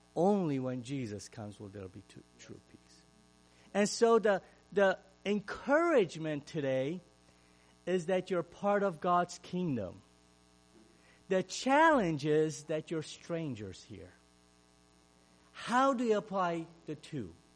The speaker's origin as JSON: {"language": "English", "country": "Romania", "tie": "born or raised there", "second_language": "English", "moved": "yes", "lives_now": "Ohio, United States", "said": "Growing up in Romania, as a Hungarian"}